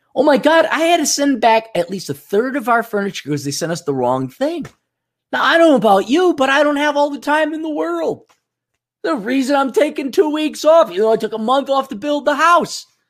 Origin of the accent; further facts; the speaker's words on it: South Dakota, United States; We're from South Dakota